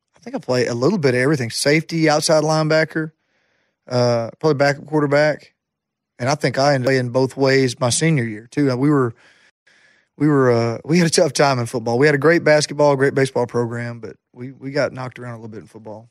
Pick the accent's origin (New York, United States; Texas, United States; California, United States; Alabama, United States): Alabama, United States; Jacksonville; Jacksonville State University was my hometown college.